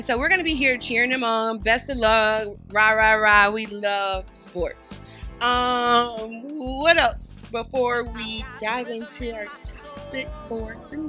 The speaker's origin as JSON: {"language": "English", "region": "the South", "country": "United States", "said": "If you're from the South, we just fry chicken."}